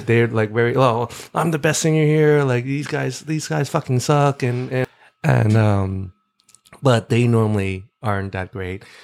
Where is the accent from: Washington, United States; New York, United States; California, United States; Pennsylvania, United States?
New York, United States; New York City; moved away; also born or lived in Florida; I grew up in in Brooklyn. I was I was uh, born in New York